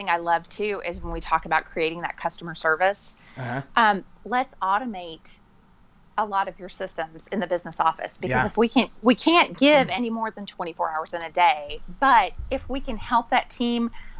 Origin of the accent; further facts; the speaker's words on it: the South, United States; it may be because I'm from the South